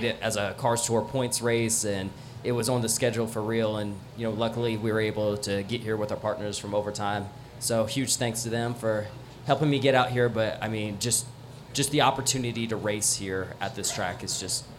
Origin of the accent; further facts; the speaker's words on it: Woodstock, Georgia, United States; I'm from Woodstock, Georgia, kind of just outside of Atlanta.